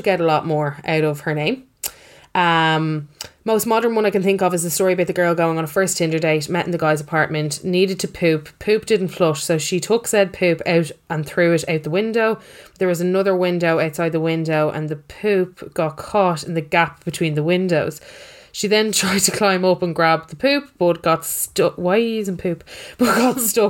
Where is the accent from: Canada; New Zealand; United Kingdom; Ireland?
Ireland; Dublin, Leinster; I grew up in Hartstown